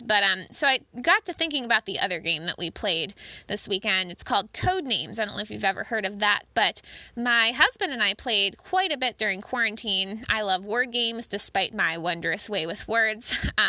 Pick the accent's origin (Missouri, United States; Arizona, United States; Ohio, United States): Ohio, United States; Cincinnati; But us Cincinnatians, we're kind of used to it